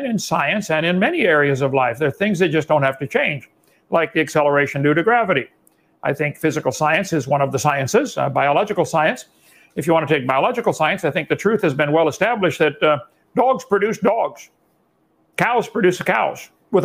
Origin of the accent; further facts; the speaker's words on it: Illinois, United States; I come from Illinois, corn country